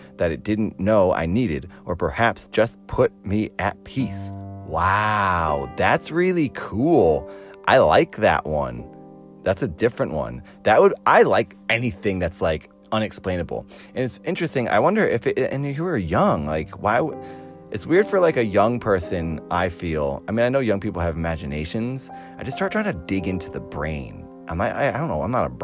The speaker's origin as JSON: {"language": "English", "area": "Cape Cod", "region": "Massachusetts", "country": "United States", "moved": "yes", "lives_now": "Los Angeles, United States", "said": "I'm from Massachusetts, but I live in Los Angeles now"}